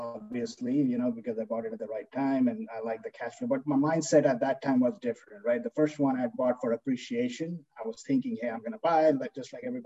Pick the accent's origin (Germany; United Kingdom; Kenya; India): India; moved away as an adult; now in United States; I grew up in India. You know, I was there for 22 years, came here for my grad school.